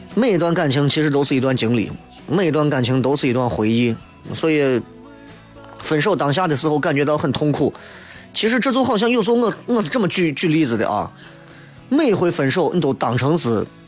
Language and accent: Chinese; Shaanxi, China; 所以我觉得，其实作为陕西人应该要有反思，一定要有反思。